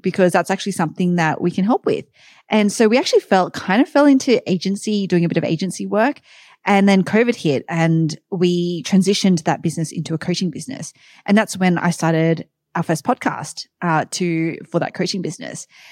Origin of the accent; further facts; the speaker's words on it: Sydney, New South Wales, Australia; moved away as an adult; also born or lived in New York, United States; now in Austin, United States; Sydney, Australia is where I'm originally from